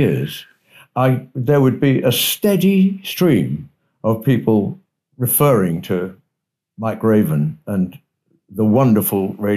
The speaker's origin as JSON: {"language": "English", "region": "England", "country": "United Kingdom", "said": "as an Englishman"}